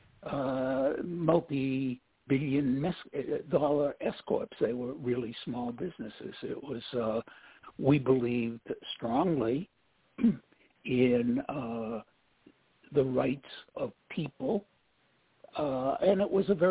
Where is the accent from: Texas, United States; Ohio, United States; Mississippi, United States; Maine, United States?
Maine, United States; now in Arizona, United States; when I was a kid growing up in Maine